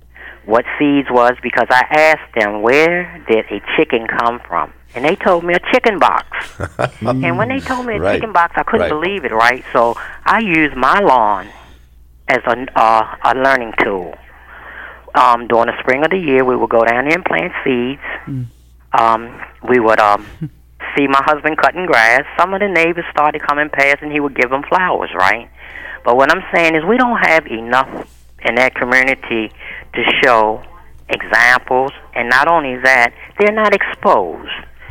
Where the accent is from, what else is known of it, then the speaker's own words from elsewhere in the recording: Baltimore, Maryland, United States; I come from Cherry Hill 70 years ago